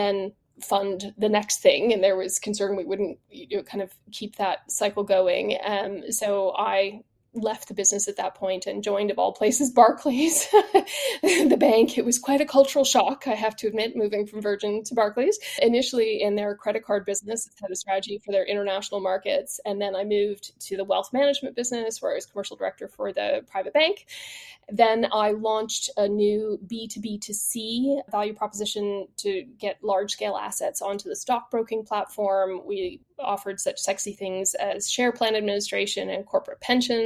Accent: Canada; moved away as an adult; also born or lived in Quebec; now in United Kingdom; I'm not British by birth, though I've lived here now for 22 years. I am Canadian by origin

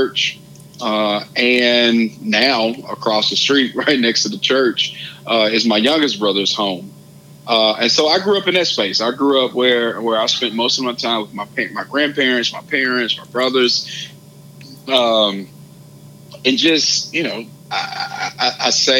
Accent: Hazlehurst, Mississippi, United States; I'm from Hazelhurst, a small town of about 4,000 people, and I grew up 9 miles outside of the town

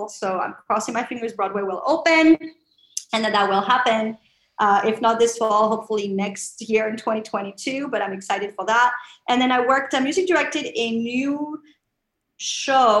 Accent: France; now in New York City, United States; I'm originally from France

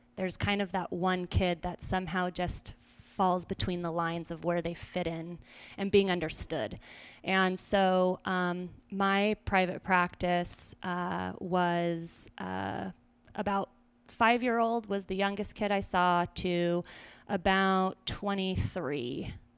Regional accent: Weiser, Idaho, United States; moved away as an adult; also born or lived in Simi Valley, California / California; now in Greenville, United States; I was born in California, and then my family picked us up and moved to a very small town in Idaho

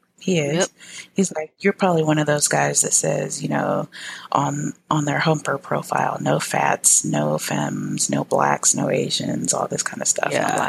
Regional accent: United States; I'm American.

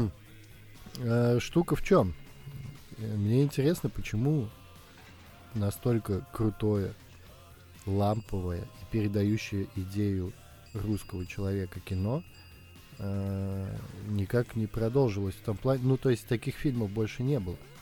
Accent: Saint Petersburg, Russia; мы петербуржцы

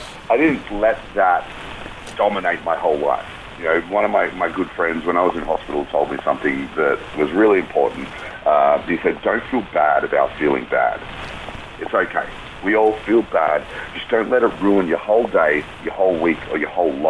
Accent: Australia; as an Australian and a military guy

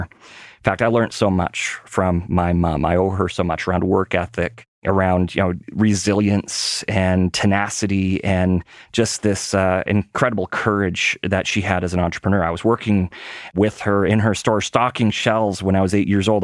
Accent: Winnipeg, Manitoba, Canada; moved away; when I was a kid growing up in Winnipeg

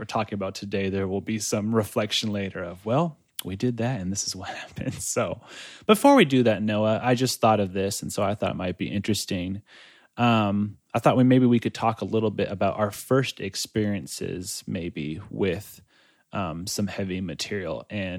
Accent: Shell, Pastaza, Ecuador; while I was in Ecuador, we were in my hometown shell. I think we were visiting at that point

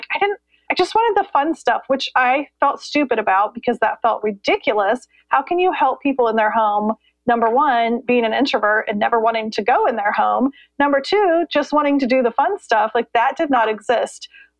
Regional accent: Columbus, Indiana, United States; now in North Carolina, United States; Well, I grew up in Columbus, Indiana, so the Midwest, and now we live in North Carolina.

